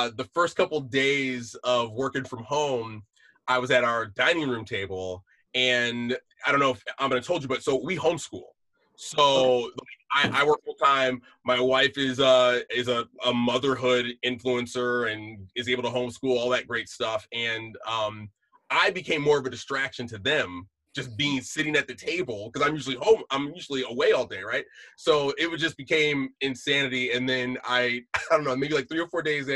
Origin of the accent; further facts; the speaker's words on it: West Bloomfield, Michigan, United States; moved away as an adult; also born or lived in Kansas City, Missouri / Washington, D.C.; now in Los Angeles, United States; So I'm originally from southeastern Michigan, just outside Detroit, a little township. So small, it's not even a town, it's a township. Called West Bloomfield.